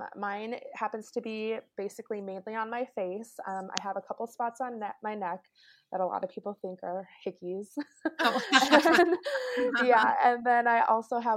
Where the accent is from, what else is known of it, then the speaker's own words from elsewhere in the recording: Detroit Lakes, Minnesota, United States; also born or lived in Korea; I grew up in a small town in northern Minnesota called Detroit Lakes.